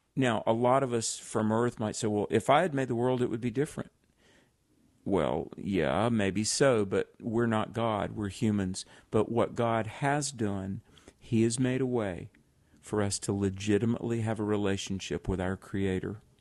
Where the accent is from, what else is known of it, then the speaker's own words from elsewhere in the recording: the South, United States; I grew up in the South